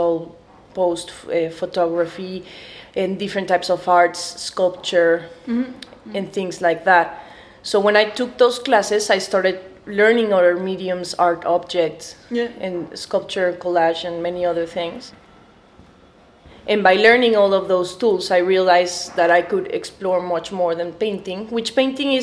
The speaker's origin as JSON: {"language": "English", "region": "Mexico City", "country": "Mexico", "said": "I'm an artist from Mexico City."}